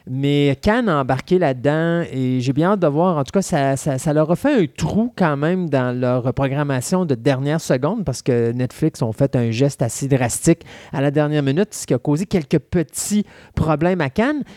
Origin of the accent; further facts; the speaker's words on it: Quebec, Canada; on est de Québécois